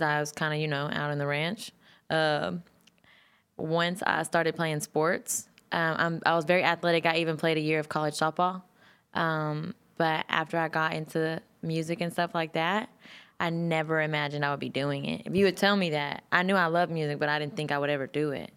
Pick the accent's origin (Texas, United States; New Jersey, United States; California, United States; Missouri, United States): Texas, United States